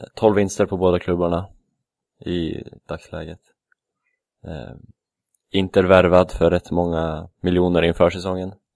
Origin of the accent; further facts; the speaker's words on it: Västerås, Västmanland, Sweden; moved away; det är där jag är ifrån kanske, från Västerås